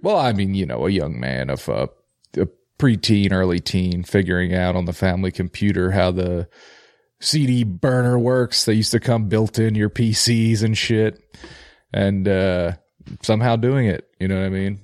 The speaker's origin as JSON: {"language": "English", "town": "Philadelphia", "region": "Pennsylvania", "country": "United States", "said": "I'm from Philly"}